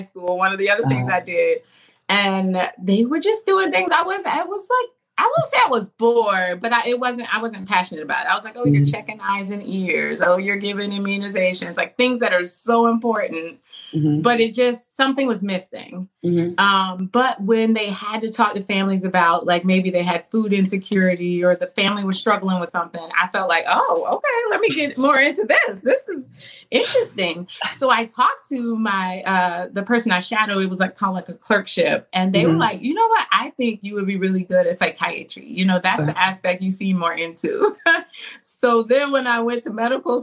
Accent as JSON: {"language": "English", "town": "Daytona Beach", "region": "Florida", "country": "United States", "tie": "born or raised there", "said": "growing up in a town where you just felt supported and there was a sense of community"}